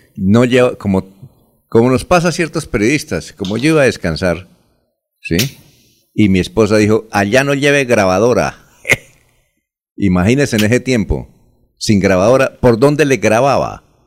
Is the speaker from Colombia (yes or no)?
yes; Barichara, Santander, Colombia; yo soy de Barichara